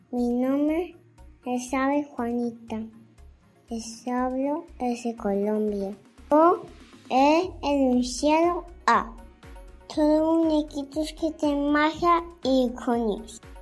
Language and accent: Spanish; Argentina; Hola amigos … Soy de Argentina.